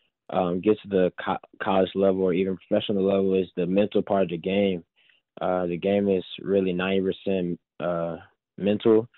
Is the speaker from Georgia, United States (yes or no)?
yes; Atlanta, Georgia, United States; I'm from Atlanta